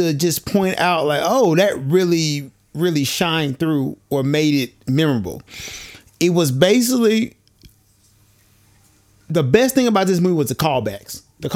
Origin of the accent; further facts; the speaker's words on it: United States; I'm black because I'm from America.